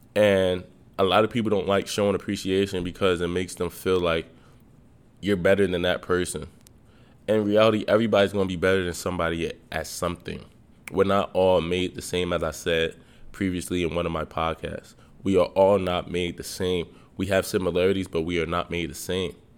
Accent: Nigeria; I'm Nigerian

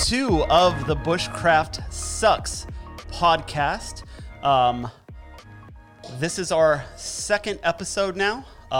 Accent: California, United States; I'm originally from Southern California, and I'm super glad I'm not down there right now.

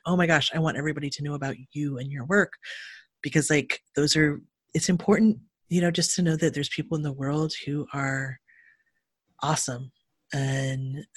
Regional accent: Cleveland, Ohio, United States; now in California, United States; I'm from Cleveland, Ohio, and grew up in the 80s in the punk scene there

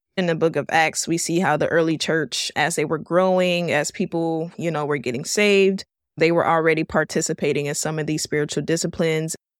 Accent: Miami, Florida, United States; I was born and raised here in Miami, Florida

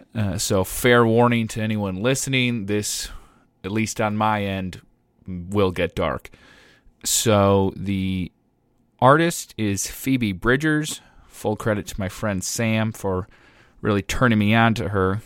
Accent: Ireland; as an Irishman

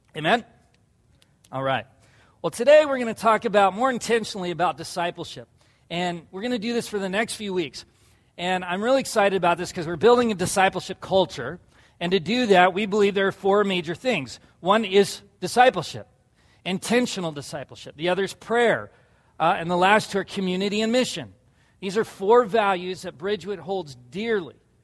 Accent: La Jolla, California, United States; where I grew up in La Jolla, California

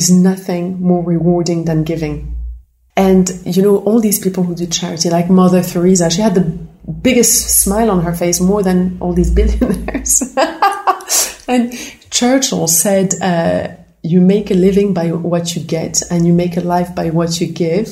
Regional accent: Morocco; I grew up in Morocco

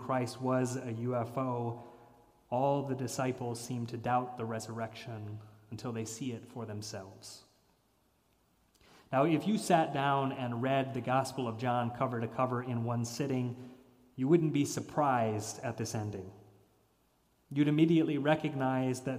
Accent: Chicago, Illinois, United States; now in Cleveland Heights, United States; my hometown of Chicago

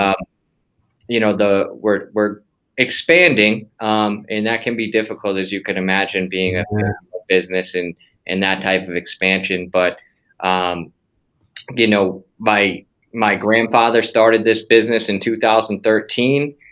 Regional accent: Massachusetts, United States; moved away; We're all from Massachusetts originally

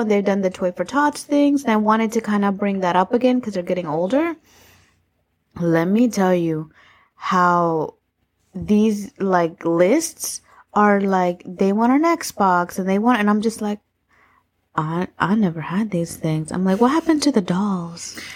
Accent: Florida, United States; I was born and raised in Florida

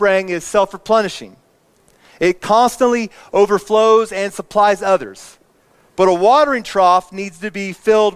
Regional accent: Indiana, United States; I grew up in Indiana

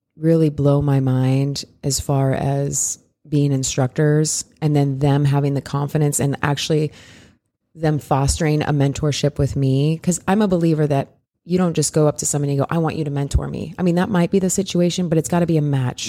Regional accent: Iowa, United States; I'm a Midwest girl. I grew up in Iowa, so I grew, and I grew up in a really small town

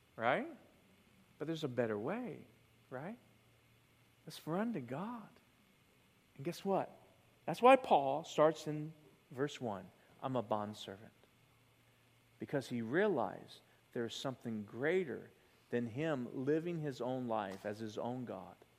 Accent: the South, United States; I grew up in the South.

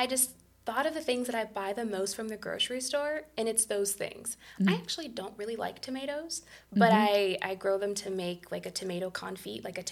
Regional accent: Shaker Heights, Ohio, United States; now in South Euclid, United States; growing up in Shaker, we rented and we experienced an assortment of the rental housing conditions in multifamily units

